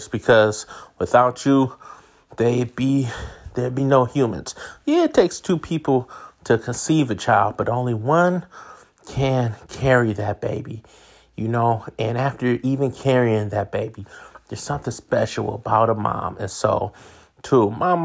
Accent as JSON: {"language": "English", "town": "Oakland", "region": "California", "country": "United States", "tie": "born or raised there", "also_born_or_lived": "Hayward, California / Florida panhandle / Mississippi / North Florida", "moved": "yes", "said": "I grew up in Oakland. I grew up in Hayward."}